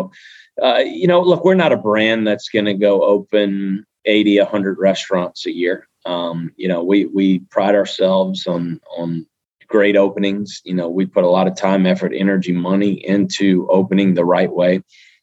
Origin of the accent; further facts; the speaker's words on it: South Louisiana, United States; we're from South Louisiana. We're born right here